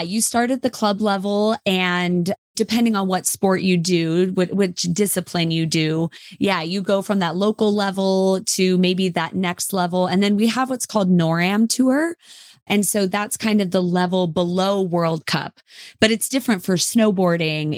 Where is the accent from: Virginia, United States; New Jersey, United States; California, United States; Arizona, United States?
California, United States; Lake Tahoe; I grew up in Lake Tahoe, California, and my parents actually are from L